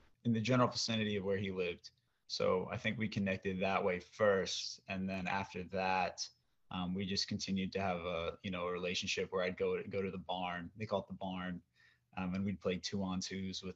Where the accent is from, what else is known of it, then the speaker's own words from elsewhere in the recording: Oregon, United States; I'm from Oregon